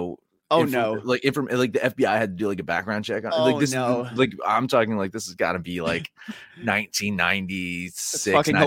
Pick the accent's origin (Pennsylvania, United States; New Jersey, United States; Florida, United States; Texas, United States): New Jersey, United States; moved away; that's my hometown right there. It's a shitty little small Jersey town